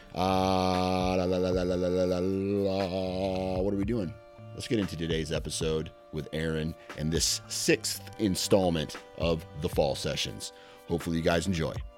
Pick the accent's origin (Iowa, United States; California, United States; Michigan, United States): Iowa, United States; I'm from Iowa